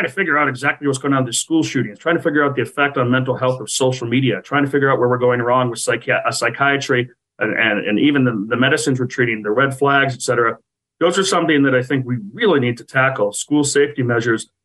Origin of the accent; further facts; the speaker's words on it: Massachusetts, United States; now in Washington, D.C., United States; I'm from Massachusetts